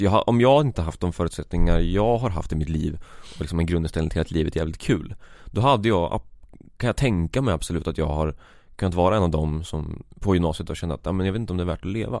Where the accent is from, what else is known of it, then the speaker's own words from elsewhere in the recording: Vadstena, Östergötland, Sweden; jag är en 22-årig pöjk från Vadstena, Östergötland Det kommer säkert höras